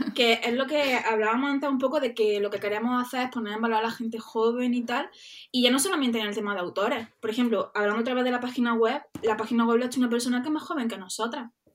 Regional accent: Andalusia, Spain; accent: Andalusian; somos andaluzas, creo que se nota, ¿no?

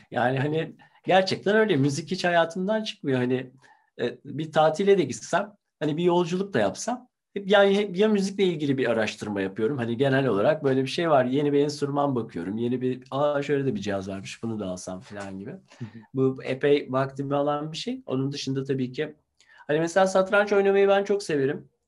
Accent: Ankara, Turkey; ben Ankara'da tabii ki çok çalmak isterim bir Ankaralı olarak.

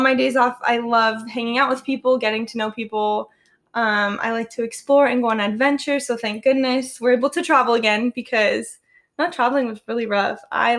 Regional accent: Phoenix, Arizona, United States; for those who don't know. I'm born and raised in Phoenix.

